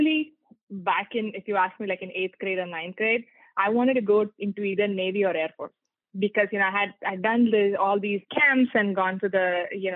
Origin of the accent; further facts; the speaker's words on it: India; moved away; I grew up in India